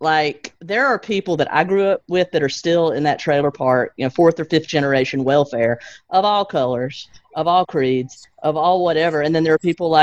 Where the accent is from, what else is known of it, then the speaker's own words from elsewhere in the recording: Alabama, United States; now in Tennessee, United States; I grew up in Alabama, so I'm Southern all the way around